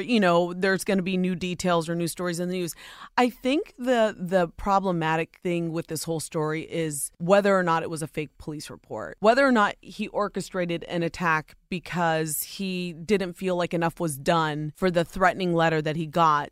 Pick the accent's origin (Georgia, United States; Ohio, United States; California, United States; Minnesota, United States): Ohio, United States; born or raised there